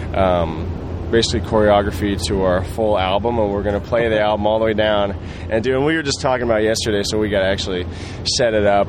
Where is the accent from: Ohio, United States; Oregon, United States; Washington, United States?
Oregon, United States; dude that I that I grew up with in Oregon